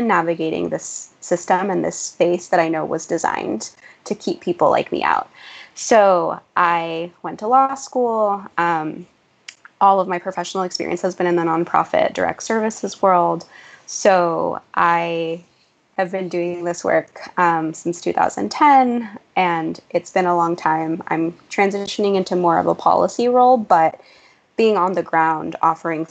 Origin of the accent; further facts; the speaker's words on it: San Francisco Bay Area, California, United States; also born or lived in Mexico; now in New York, United States; I was born in Mexico, and I came to the U.S. when I was 11 months old with my parents. I grew up in the San Francisco Bay Area